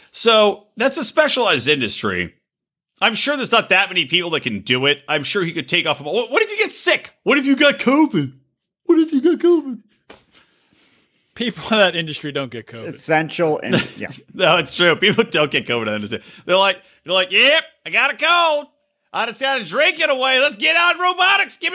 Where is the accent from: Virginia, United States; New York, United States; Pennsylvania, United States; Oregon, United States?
Pennsylvania, United States; Philadelphia; he's from Philly. I'm from Philly. We're Philly guys.